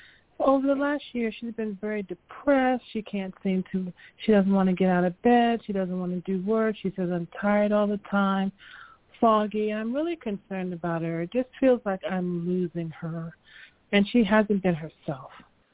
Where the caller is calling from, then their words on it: Maryland, United States; calling from Maryland.